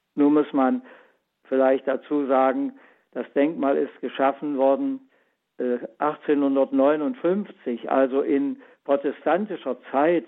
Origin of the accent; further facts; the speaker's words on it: Germany; Ich bin ja selbst so groß geworden in der DDR in der Schule